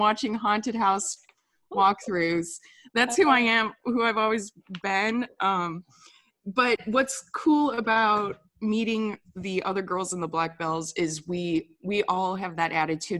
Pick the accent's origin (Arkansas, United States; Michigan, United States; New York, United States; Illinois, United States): Michigan, United States; Detroit; now in Nashville, United States; I was born in Detroit, a suburb right outside of the city, but Detroit